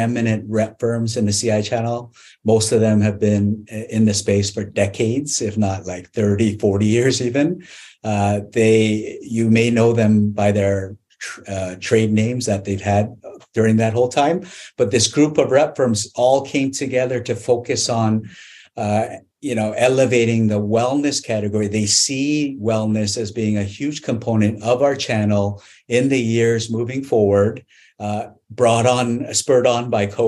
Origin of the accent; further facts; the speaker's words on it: Canada; I grew up in Canada